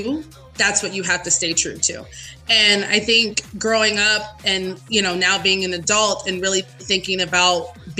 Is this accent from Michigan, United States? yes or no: no; Las Vegas, Nevada, United States; also born or lived in Los Angeles, California; born in Los Angeles, California. But I moved here to Las Vegas when I was 3. So I've been in Vegas ever since